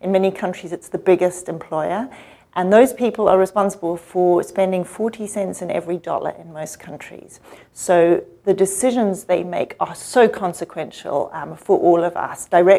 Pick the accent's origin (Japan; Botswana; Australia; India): Botswana; also born or lived in Zimbabwe / South Africa; So I'm an African. I grew up in Botswana, Zimbabwe for a while, and South Africa for a while too.